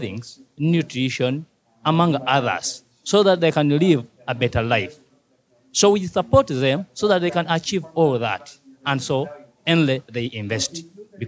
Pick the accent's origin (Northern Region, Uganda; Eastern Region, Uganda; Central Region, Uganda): Central Region, Uganda; Mityana District; from Africa, from East Africa, from Uganda, from Mityana District, from Manysabu County